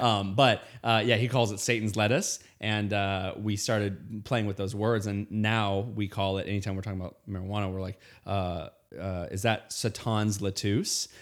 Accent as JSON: {"language": "English", "region": "Indiana", "country": "United States", "tie": "born or raised there", "said": "I grew up in Indiana"}